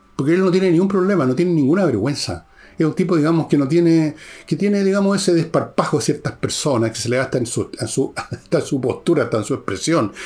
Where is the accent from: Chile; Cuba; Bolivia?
Chile; yo y muchos chilenos, muchos chilenos, estamos mirando ahora a Argentina